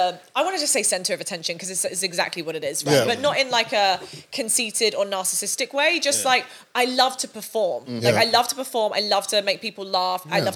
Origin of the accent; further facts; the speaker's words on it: Sunningdale, South East England, United Kingdom; I grew up in a really, really small village called Sunningdale. Really nice area actually, mm-hmm. But still on a council estate.